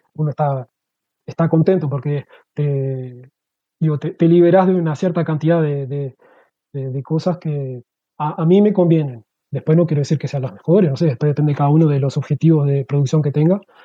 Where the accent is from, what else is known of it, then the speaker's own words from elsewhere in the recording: Uruguay; moved away as an adult; now in Switzerland; me fui para Uruguay